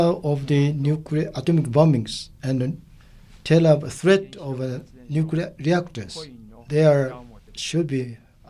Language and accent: English; Japan; we Japanese